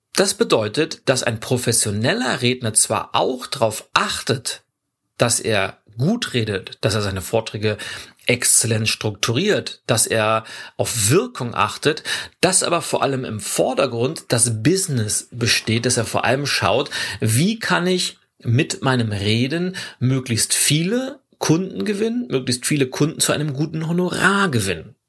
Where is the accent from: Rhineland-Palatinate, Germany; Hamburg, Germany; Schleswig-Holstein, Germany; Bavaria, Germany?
Schleswig-Holstein, Germany; Lübeck; Lübeck, meiner Heimatstadt